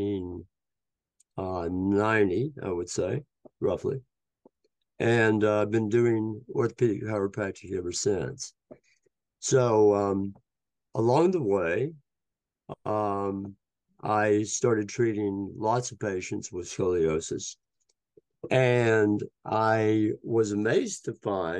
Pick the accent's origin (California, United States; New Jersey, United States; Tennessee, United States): Tennessee, United States; moved away as an adult; also born or lived in Hudson Valley, New York; I'm a Tennessee boy. I grew up in Tennessee